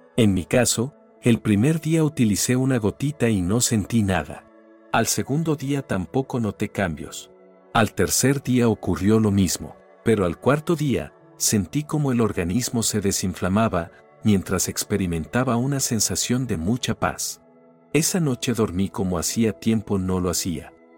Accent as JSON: {"language": "Spanish", "country": "Argentina", "also_born_or_lived": "Weston, Florida", "said": "cuando regresé a mi país"}